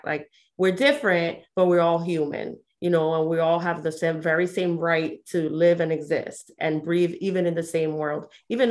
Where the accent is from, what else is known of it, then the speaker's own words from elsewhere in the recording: New York City, New York, United States; moved away as an adult; now in Polk County, Florida, United States; I grew up in New York City. I lived there up until the age of 28. And then I moved to Polk County, Florida